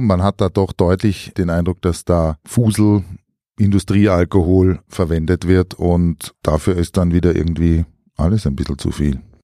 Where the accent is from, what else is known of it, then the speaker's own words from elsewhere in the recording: Styria, Austria; in meiner Kindheit noch in der Steiermark